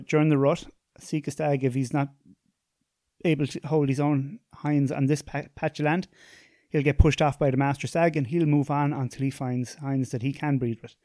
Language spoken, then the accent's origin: English; Tipperary, Munster, Ireland; I'm from, I'm from Tipperary